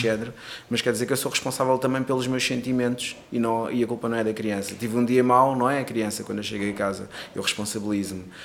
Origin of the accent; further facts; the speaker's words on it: Cape Verde; moved away; also born or lived in Portugal; eu nasci em Cabo Verde, mas também tenho dupla nacionalidade, mas sim, nasci sim. em Cabo Verde